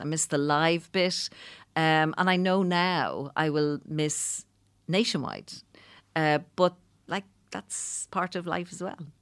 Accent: Dublin, Leinster, Ireland; I'm from Clondalkin

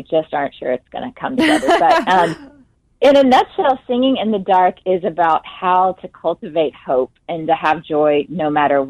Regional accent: Jackson, Mississippi, United States; moved away as an adult; also born or lived in Nashville, Tennessee; I grew up, I was born and raised in Jackson, Mississippi.

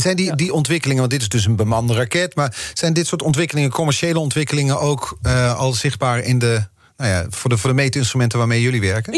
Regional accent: Netherlands; Wij als Nederlanders

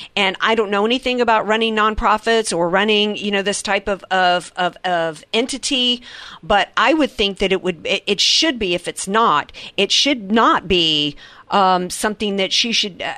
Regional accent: the South, United States; I grew up in the South

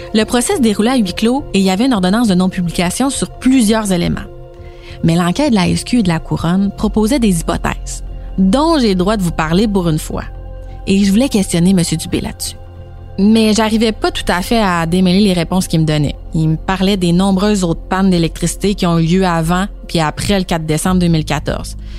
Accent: Saint-Jérôme, Quebec, Canada; je suis natif de Saint-Jérôme

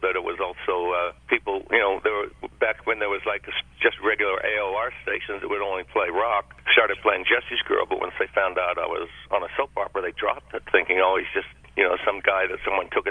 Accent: Australia; moved away as an adult; I'm from Australia

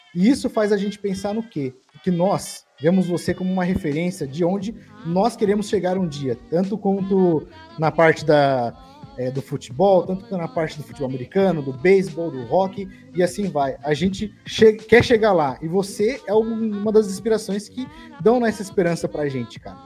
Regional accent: Guarulhos, São Paulo, Brazil; now in Limeira, Brazil; eu sou de Limeira, mas eu nasci em Guarulhos

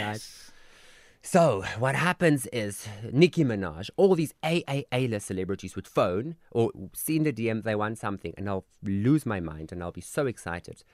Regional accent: Koster, North West, South Africa; also born or lived in Klerksdorp; that's where I'm from

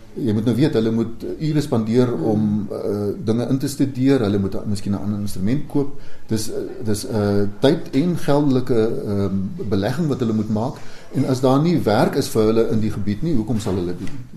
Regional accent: Vredefort, Free State, South Africa; my tuisdorp Vredefort

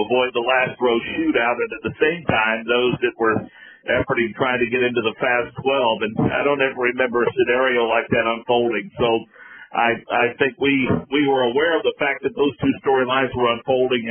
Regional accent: Monrovia, Indiana, United States; I grew up in Central Indiana

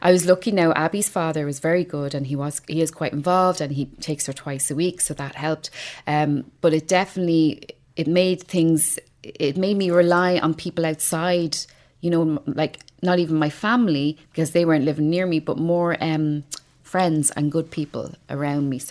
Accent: Dublin, Leinster, Ireland; also born or lived in Ballymun, Dublin; I was born in Ballymun Flats. I grew up in Talla.

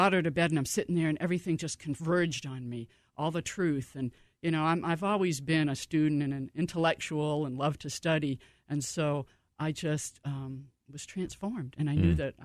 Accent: Cape Cod, Massachusetts, United States; moved away; We grew up in Cape Cod, Massachusetts, so on the ocean

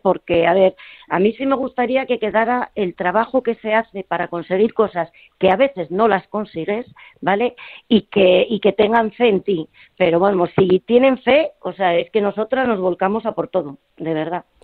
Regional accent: Gijón, Asturias, Spain; moved away; also born or lived in Madrid; fue llegar a Madrid, que yo soy de Gijón

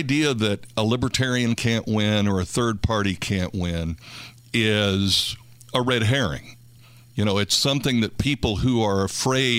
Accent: Indiana, United States; I grew up in Indiana during the 60s and 70s.

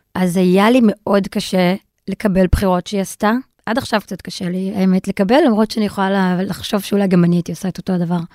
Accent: Israel; כי גדלתי בישראל, ואבא שלי וסבתא שלי דיברו ערבית לידי

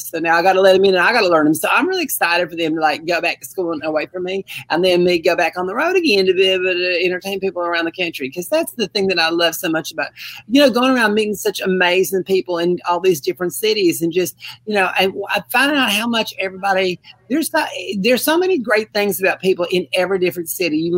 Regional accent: Mobile, Alabama, United States; I'm from Mobile, Alabama. I'm just a country girl down here

